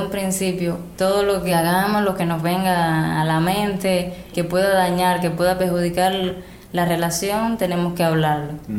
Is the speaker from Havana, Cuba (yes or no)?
yes; Havana, Cuba; soy de La Habana